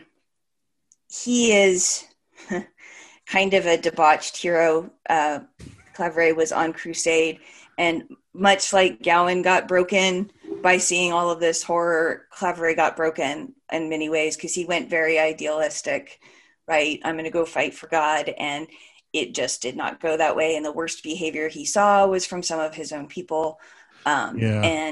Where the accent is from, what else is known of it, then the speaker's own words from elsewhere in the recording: California, United States; moved away as an adult; also born or lived in Columbus; I grew up in California